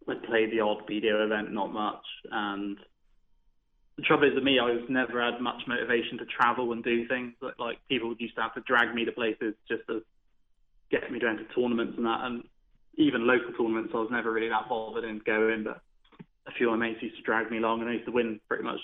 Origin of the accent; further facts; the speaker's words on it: Holcombe Rogus, South West England, United Kingdom; I'm, not, I'm from Devon.